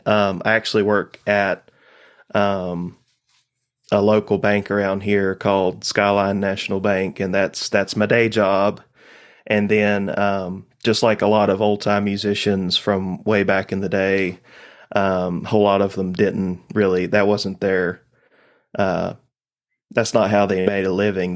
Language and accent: English; Laurel Fork, Virginia, United States; I'm from Eastern Carroll County, Virginia